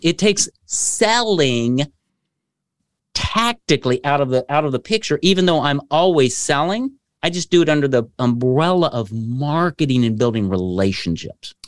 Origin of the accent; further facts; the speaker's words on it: Kokomo, Indiana, United States; I was born in Kokomo, Indiana